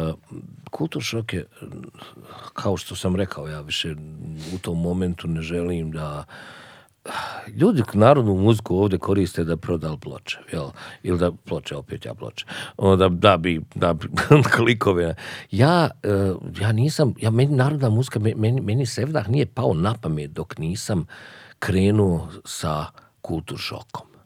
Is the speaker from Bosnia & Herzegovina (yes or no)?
yes; Sarajevo, Federation of Bosnia and Herzegovina, Bosnia & Herzegovina; moved away as an adult; also born or lived in United States; I ja odlučim da ostanem da živim u Sarajevu, ali da radim negdje drugo.